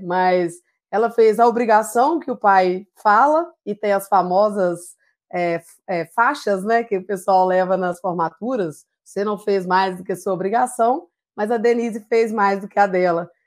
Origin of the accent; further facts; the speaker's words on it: Simonésia, Minas Gerais, Brazil; a gente é natural de Simonésia, é uma pequena cidade na região das Matas de Minas, né? Ao leste do estado de Minas Gerais